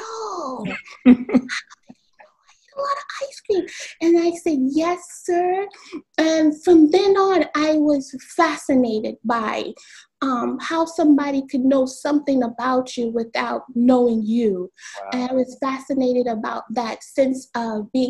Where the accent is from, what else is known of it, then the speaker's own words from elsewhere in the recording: Miami, Florida, United States; I was born and raised in the county of Dade, 305. So I was born in Miami-Dade.